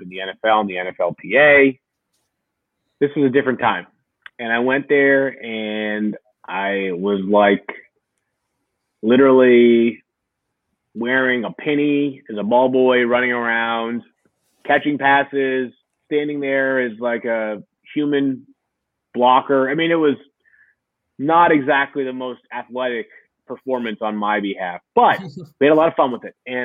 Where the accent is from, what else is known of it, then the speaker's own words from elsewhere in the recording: outside of Boston, Massachusetts, United States; I grew up outside of Boston.